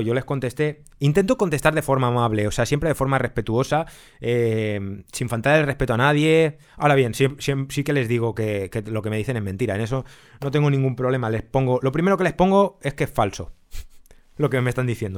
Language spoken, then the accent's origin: Spanish; Spain; somos los coleccionistas españoles